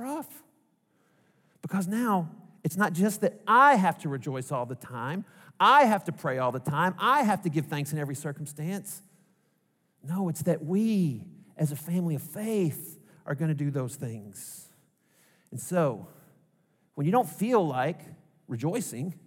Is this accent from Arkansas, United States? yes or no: yes; Arkansas, United States; accent: Arkansas; my heart language, my mother tongue, is Arkansas